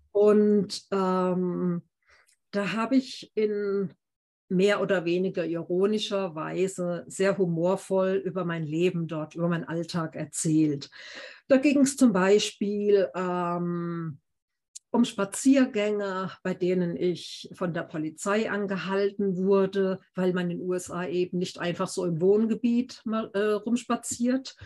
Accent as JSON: {"language": "German", "town": "Heidelberg", "region": "Baden-Württemberg", "country": "Germany", "tie": "born or raised there", "said": "ich lebe in Heidelberg, meiner Heimatstadt"}